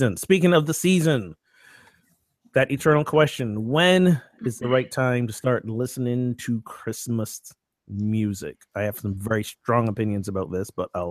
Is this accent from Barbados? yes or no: yes; Barbados; now in Amesbury, United States; my home country of Barbados